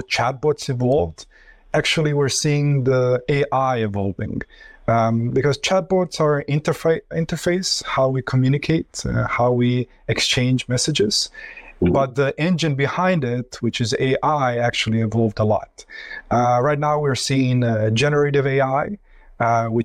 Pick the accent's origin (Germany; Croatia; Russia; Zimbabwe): Croatia; moved away; also born or lived in Florida, United States / New York, United States; So originally, I come from Croatia. I came to the United States, graduated from the University in Florida, and then moved to New York